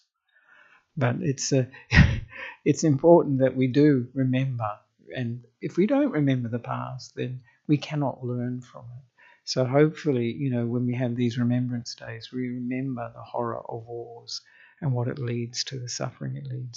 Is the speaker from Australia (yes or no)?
yes; Australia; moved away as an adult; now in Sri Lanka; I am an Australian monk who ordained with Ajahn Brahm in Western Australia